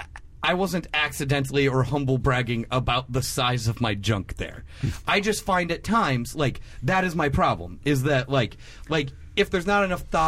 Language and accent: English; the West, United States; moved away; I also grew up in the West